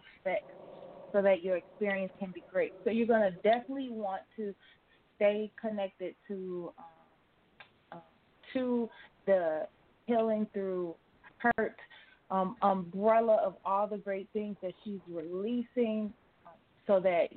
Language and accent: English; Chicago, Illinois, United States; That is where I'm from, the Chicago nightlife